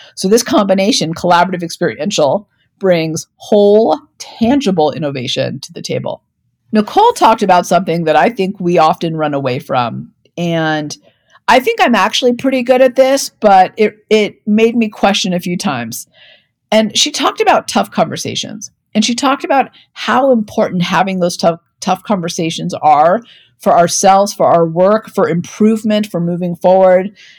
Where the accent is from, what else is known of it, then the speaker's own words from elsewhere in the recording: Denver, Colorado, United States; my hometown of Denver, Colorado